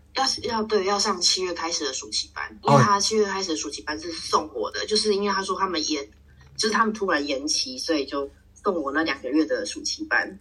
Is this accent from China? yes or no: no; Taiwan; moved away as an adult; also born or lived in Belgium / Bordeaux, France / Paris, France; 我们小时候在台湾吃一些